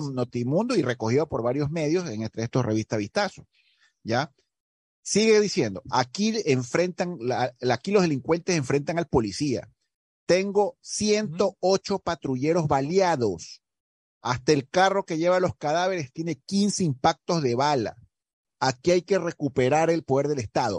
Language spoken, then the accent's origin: Spanish; Ecuador; yo como ecuatoriano